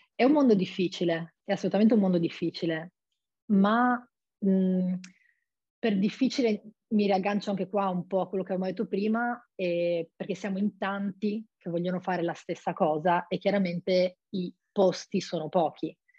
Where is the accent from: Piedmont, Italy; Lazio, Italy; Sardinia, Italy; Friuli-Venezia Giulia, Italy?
Friuli-Venezia Giulia, Italy; Monfalcone; moved away as an adult; now in Rome, Italy; sono di Monfalcone, ho 25